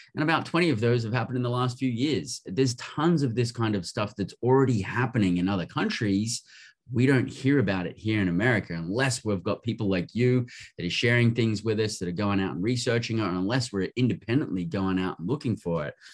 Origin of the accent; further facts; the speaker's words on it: Australia; also born or lived in United Kingdom; now in United States; I grew up in Australia